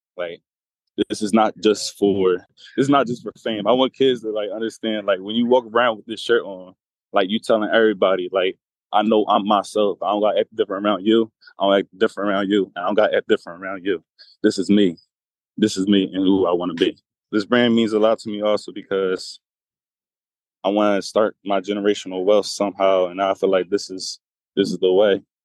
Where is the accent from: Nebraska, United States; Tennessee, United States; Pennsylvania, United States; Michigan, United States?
Pennsylvania, United States; Philadelphia; I'm from Philadelphia, P A.